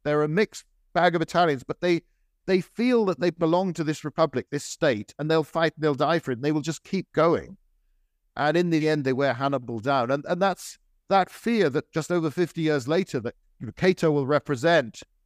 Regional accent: United Kingdom; I'm British

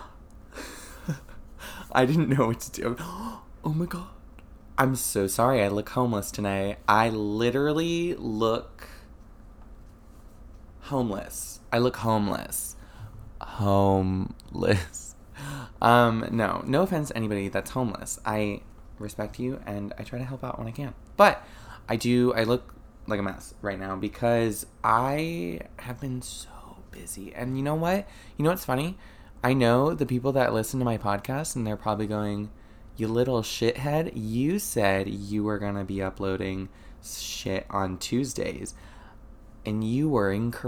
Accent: Florida, United States; I'm from Florida. There are springs here in Florida. Never been to them, even though I've lived here practically my whole life

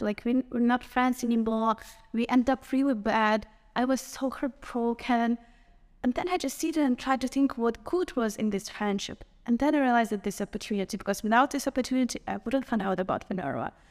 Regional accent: Ukraine; from Ukraine

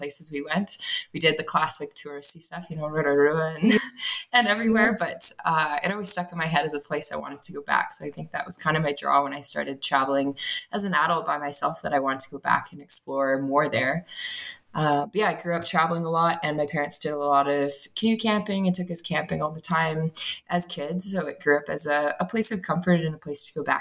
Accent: Ontario, Canada; moved away as an adult; also born or lived in New Zealand; now in Canmore, Canada; I'm from Canada, originally from Ontario, but I live out in Canmore, Alberta

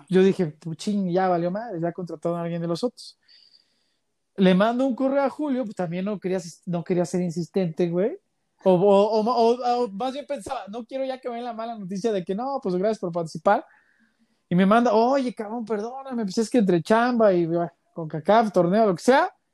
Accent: Mexico City, Mexico; moved away as an adult; now in Guadalajara, Mexico; yo soy, bueno, yo soy chilango

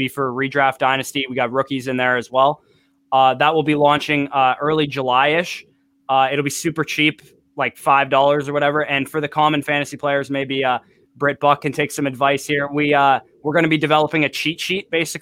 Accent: Canada; I'm Canadian too

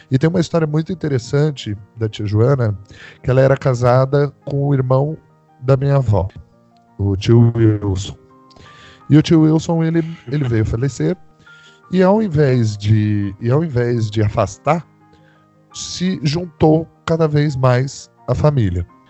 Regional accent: São José dos Campos, São Paulo, Brazil; sou da cidade de São José dos Campos, interior de São Paulo.

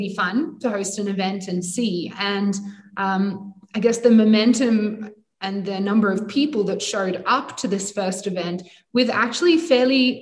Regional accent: United Kingdom; also born or lived in Sydney, Australia; now in Cape Town, South Africa; I'm British

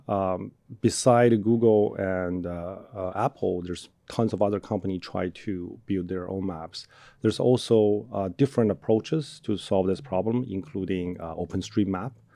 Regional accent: Inner Mongolia, China; moved away as an adult; also born or lived in Birmingham, Alabama, United States; now in United States; I grew up, I was born in China

